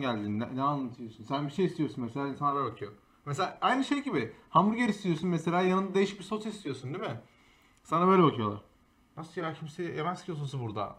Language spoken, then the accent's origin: Turkish; Istanbul, Turkey; moved away as an adult; now in Boston, United States; tüm hayatım önce İstanbul'daydım. Üniversite sonuna kadar. Ondan sonra buraya taşındım.